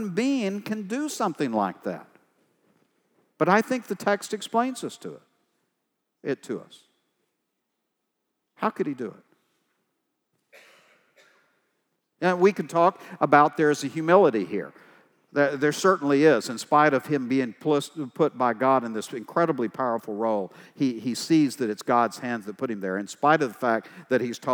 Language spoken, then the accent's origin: English; East Texas, United States; I'm from East Texas